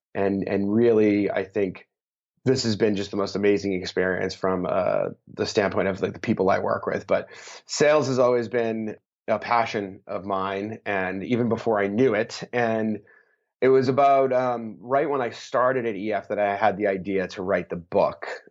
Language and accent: English; Boston, Massachusetts, United States; I'm from Boston